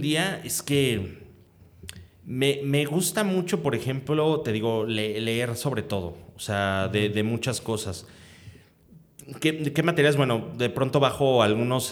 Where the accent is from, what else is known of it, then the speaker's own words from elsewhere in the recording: Mexico; pues aquí de México